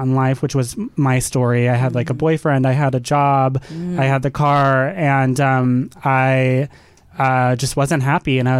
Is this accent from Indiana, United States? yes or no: no; Dallas, Texas, United States; I grew up in the South. I grew up in Dallas, Texas, and went to a super small religious school my whole life.